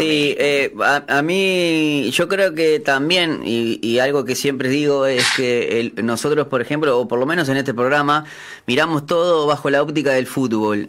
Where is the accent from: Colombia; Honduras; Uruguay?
Uruguay